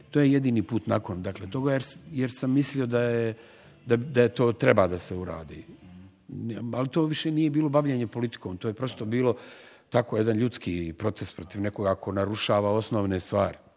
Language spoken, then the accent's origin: Croatian; Sarajevo, Federation of Bosnia and Herzegovina, Bosnia & Herzegovina; ja sam u, u njoj učestvovao kao Sarajlija, kao, kao neko koji je iz BiH